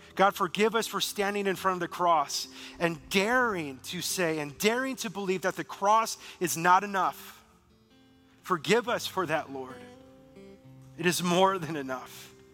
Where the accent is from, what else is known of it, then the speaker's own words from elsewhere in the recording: Beaver Dam, Wisconsin, United States; moved away; I'm afraid to go back to my hometown. I'm afraid to go back to Beaver Dam, Wisconsin